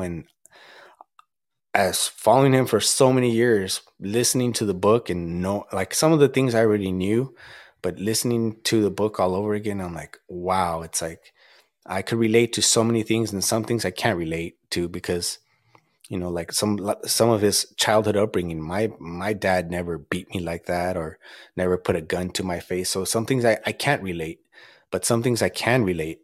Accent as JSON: {"language": "English", "town": "Azusa", "region": "California", "country": "United States", "said": "I'm from Azusa"}